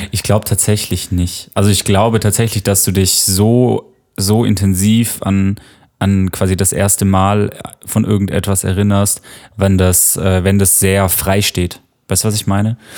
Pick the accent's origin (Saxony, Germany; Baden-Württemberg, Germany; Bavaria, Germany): Baden-Württemberg, Germany; near Tübingen; now in Berlin, Germany; ich komme aus der Nähe von Tübingen was so eine Universitätsstadt ist, die in der Nähe von Stuttgart liegt.